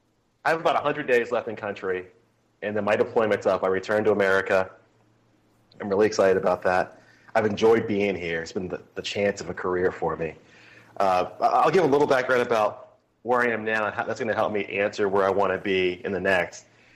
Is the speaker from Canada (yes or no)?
no; Southern United States, United States; I'm a Southerner without an accent, which my mom still doesn't understand.